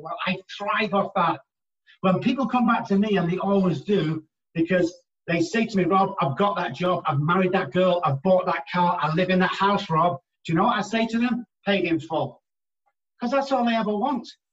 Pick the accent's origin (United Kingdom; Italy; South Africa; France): United Kingdom; England; moved away as an adult; now in United States; my accent gets me a long way over here, where I'm just a normal guy back in England